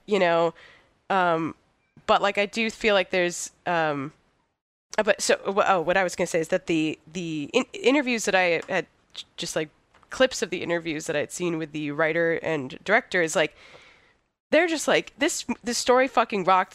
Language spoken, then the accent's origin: English; United States; as an American, like, radical